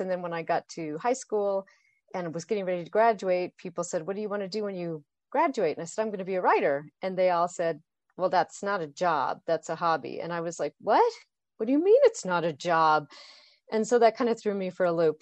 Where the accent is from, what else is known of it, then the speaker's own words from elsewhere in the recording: Boise, Idaho, United States; I grew up in Boise, Idaho